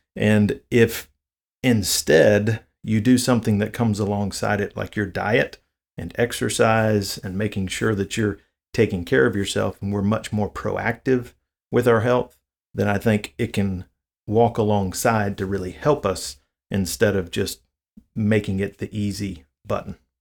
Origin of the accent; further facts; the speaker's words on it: the South, United States; I'm from the South, so diabetes is a huge issue here in the South